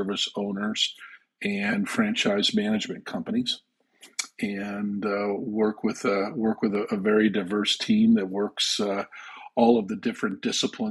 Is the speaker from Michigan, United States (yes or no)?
no; Andover, Massachusetts, United States; also born or lived in Canada; my hometown of Andover, Massachusetts, and I went to work there.